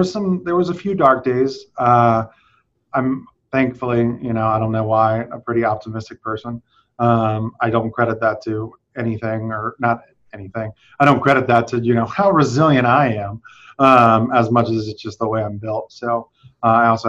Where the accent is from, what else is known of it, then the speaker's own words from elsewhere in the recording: South Louisiana, United States; I'm from South Louisiana